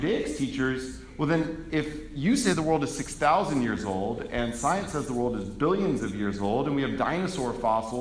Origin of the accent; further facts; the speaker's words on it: Atlanta, Georgia, United States; I was born and raised in Atlanta, Georgia